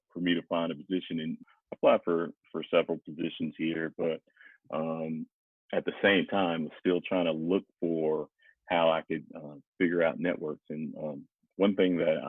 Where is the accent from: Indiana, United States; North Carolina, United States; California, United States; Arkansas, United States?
North Carolina, United States; also born or lived in Denver / New York; now in Charlotte, United States; I'm originally from North Carolina, and my family's in Laurinburg, which is about two hours away from here